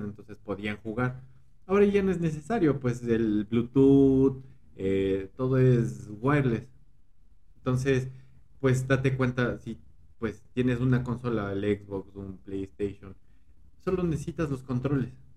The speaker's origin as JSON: {"language": "Spanish", "town": "Quito", "region": "Pichincha", "country": "Ecuador", "moved": "yes", "lives_now": "State of Mexico, Mexico", "said": "Soy, soy, soy de Ecuador, soy de Ecuador, soy de Quito, Ecuador"}